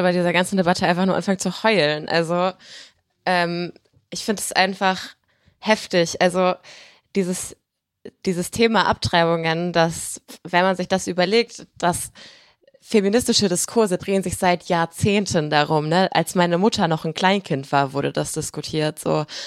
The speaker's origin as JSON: {"language": "German", "country": "Germany", "tie": "born or raised there", "said": "ich bin halt in Deutschland groß geworden."}